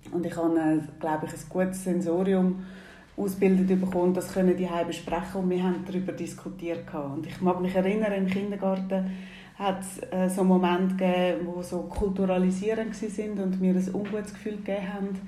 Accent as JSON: {"language": "German", "country": "Nigeria", "tie": "born or raised there", "said": "Ich bin Teil noch in Nigeria aufgewachsen."}